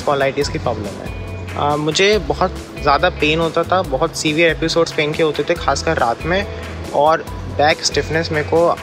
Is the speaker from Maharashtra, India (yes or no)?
no; Mainpuri, Uttar Pradesh, India; मैं मैनपुरी उत्तर प्रदेश से हूँ